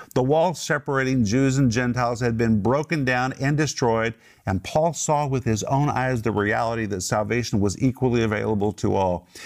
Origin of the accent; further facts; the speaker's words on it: United States; moved away as an adult; now in Russia; I was raised in America.